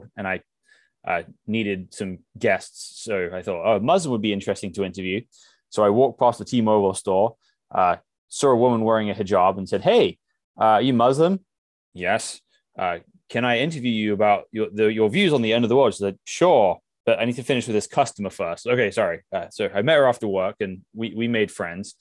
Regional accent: England, United Kingdom; moved away as an adult; now in Seattle, United States; I grew up in England

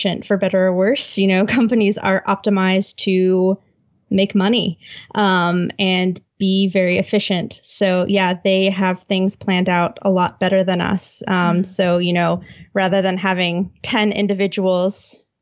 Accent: United States; I am an American living in a place with awful public transport

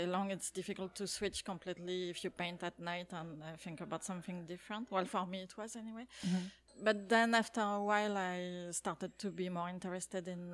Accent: France; moved away as an adult; now in Canada; I grew up in France and we moved to Canada when I was in my early 30s

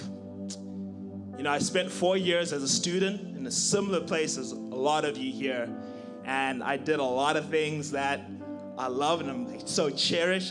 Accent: Zimbabwe; moved away as an adult; now in United States; I'm originally from Zimbabwe. And uh, so I came here in 2013 to start school

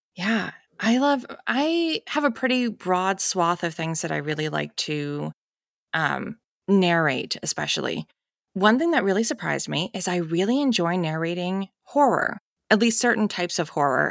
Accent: New Hampshire, United States; moved away as an adult; also born or lived in Evanston, Illinois; I grew up in New Hampshire, so I lived out in New England all my life

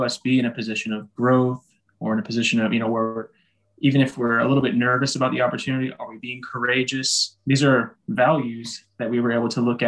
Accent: United States; moved away; our family unit, you know, we're American, we celebrate Thanksgiving

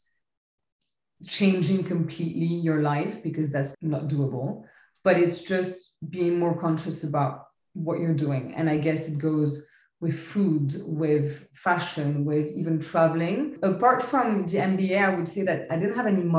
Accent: Paris, Île-de-France, France; moved away as an adult; also born or lived in Lebanon / London / Barcelona; now in Paris, France; So I'm originally Lebanese. I grew up in Paris.

